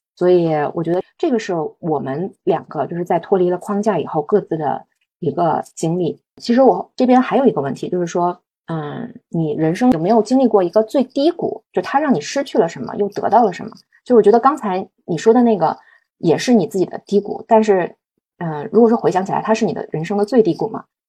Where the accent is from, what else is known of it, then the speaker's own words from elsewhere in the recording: Beijing, China; moved away as an adult; also born or lived in Shanghai / Shenzhen; now in Chengdu, China; 而且作为一个北京土著，我已经移居到成都两年半了，所以我们两个其实都是一